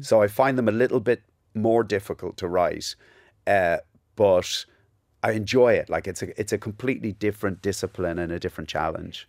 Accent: Ballybrack, Leinster, Ireland; accent: Cockney; also born or lived in England; We moved to Ireland in nineteen seventy-nine

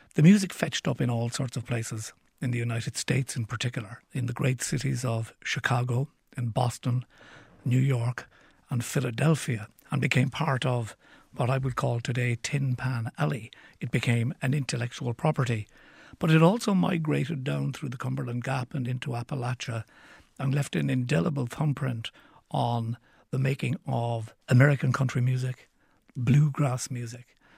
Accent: Cork, Munster, Ireland; when I was growing up in Cork City

